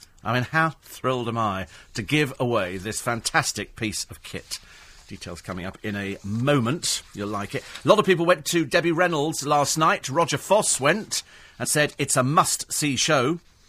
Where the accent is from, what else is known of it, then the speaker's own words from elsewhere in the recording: United Kingdom; I think it's, you know, it's part of the thing about being British. We go out and we moan about everything.